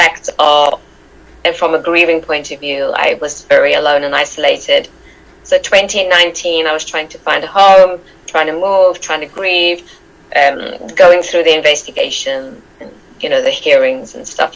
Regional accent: South Africa; moved away as an adult; I'm from South Africa. I was born there. My mother is Arabian and my father is Irish English. I was brought up in South Africa.

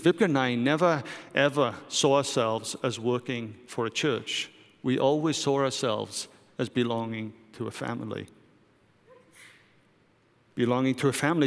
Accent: United Kingdom; moved away; I'm British

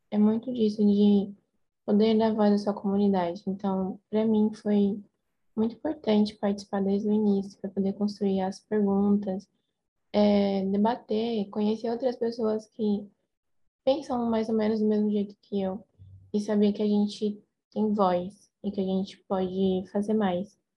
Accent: São Paulo, Brazil; tenho 18 anos, sou de Goianazes

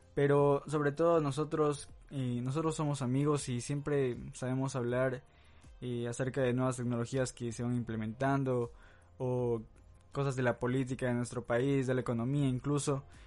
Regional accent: Santo Domingo, Santo Domingo de los Tsáchilas, Ecuador; en mi país, Ecuador, en mi ciudad Santo Domingo

